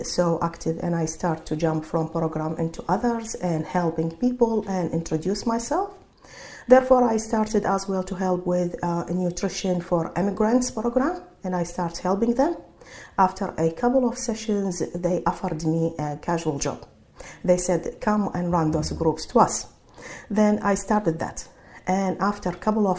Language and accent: English; Iraq; English is a second language; moved away as an adult; now in Sydney, Australia; I'm from Iraq speaking Arabic